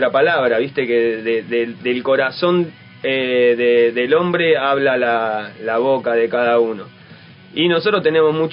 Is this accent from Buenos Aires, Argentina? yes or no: yes; Buenos Aires, Argentina; born there; No, yo nací en Boedo, eh, barrio de Bardero.